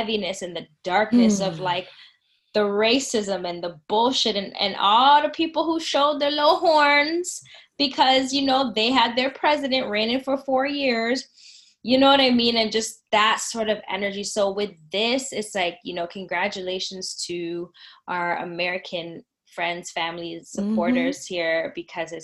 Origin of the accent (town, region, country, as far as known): Canada